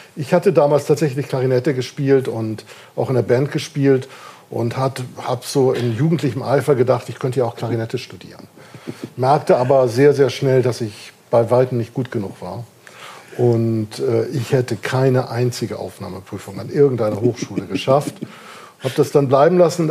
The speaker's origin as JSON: {"language": "German", "town": "Kiel", "region": "Schleswig-Holstein", "country": "Germany", "tie": "born or raised there", "moved": "yes", "lives_now": "Darmstadt, Germany", "said": "Ich bin in Kiel geboren und aufgewachsen"}